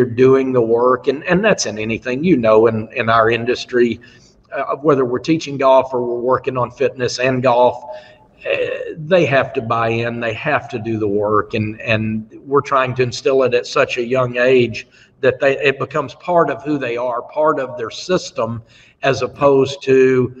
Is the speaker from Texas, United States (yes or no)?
yes; Texas, United States; I grew up in Texas. I grew up in a football family